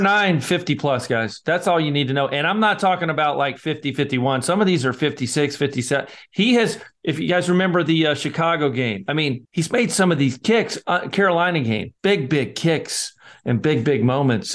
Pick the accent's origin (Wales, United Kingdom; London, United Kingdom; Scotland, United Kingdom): Scotland, United Kingdom; I'm the Scotsman